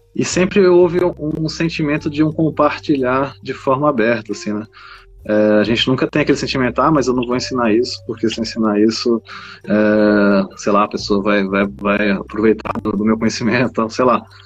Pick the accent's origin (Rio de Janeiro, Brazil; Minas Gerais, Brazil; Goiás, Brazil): Goiás, Brazil; moved away; also born or lived in Piauí; cresci em Goiás, né, na Chapada dos Veadeiros, onde meu pai tinha fazendas